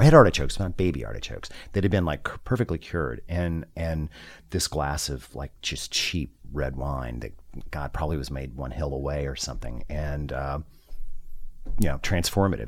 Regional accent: Southern California, United States; I was born in Southern California

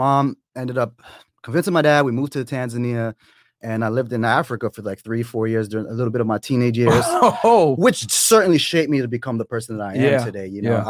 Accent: Toronto, Ontario, Canada; now in Atlanta, United States; I am originally from Toronto, but I live in Atlanta.

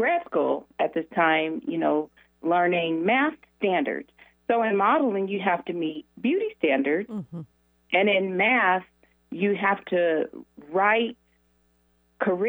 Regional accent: Denver, Colorado, United States; I grew up in Denver

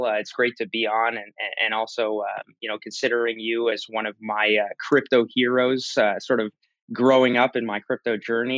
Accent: Canada

